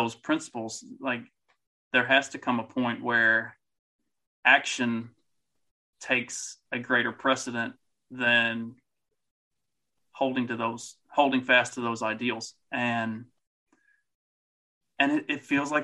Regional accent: Kentucky, United States; I grew up in Kentucky.

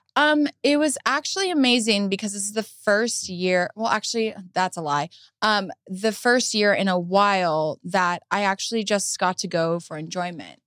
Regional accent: Huntington Beach, California, United States; I was raised in Huntington Beach, Surf City

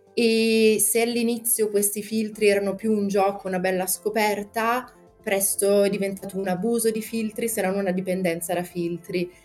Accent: Brescia, Lombardy, Italy; sono di Brescia

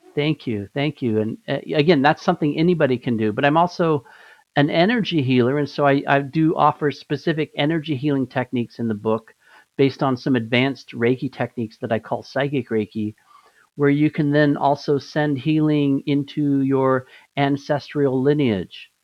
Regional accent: Albuquerque, New Mexico, United States; moved away; A lot of a lot of my life I grew up in Albuquerque

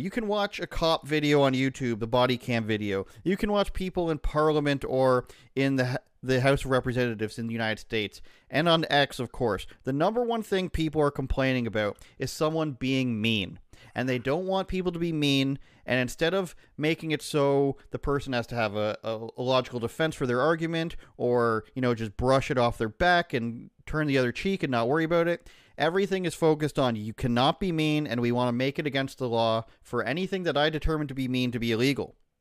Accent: Canada; I'm Canadian

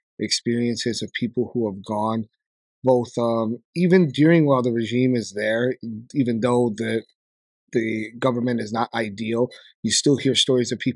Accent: New York, United States; I was born in Brooklyn, New York.

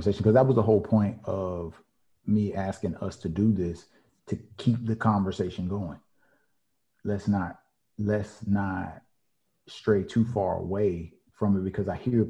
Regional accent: the South, United States; I'm from the South.

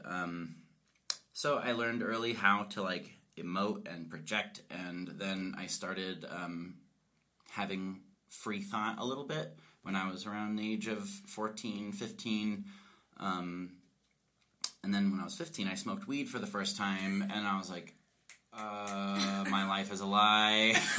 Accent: Colorado, United States; I'm I'm from Colorado. I'm a fifth generation uh, Coloradan

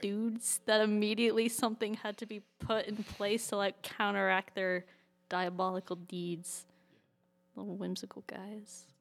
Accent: Birmingham, West Midlands, United Kingdom; moved away; Birmingham, which is where I grew up

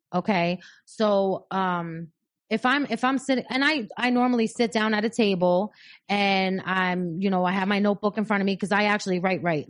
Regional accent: New York, United States; I'm, I'm from New York, but I don't live here

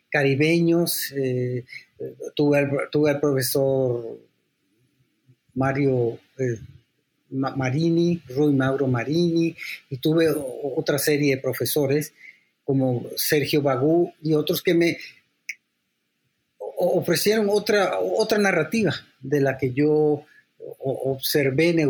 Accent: San Salvador, El Salvador; born there; yo soy también salvadoreño, porque yo nací en San Salvador.

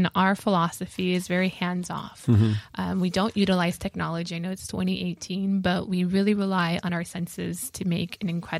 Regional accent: Los Angeles, California, United States; So we're both Angelenos, born and raised in Los Angeles.

